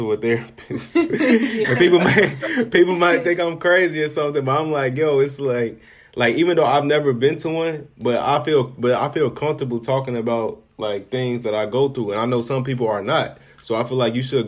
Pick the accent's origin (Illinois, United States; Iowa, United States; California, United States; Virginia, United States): Illinois, United States; Chicago; I'm from Chicago